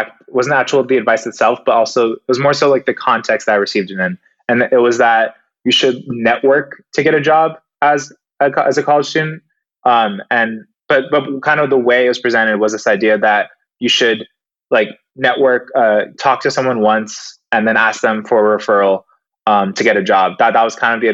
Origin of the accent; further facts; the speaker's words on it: Seattle, Washington, United States; moved away; I am originally from Seattle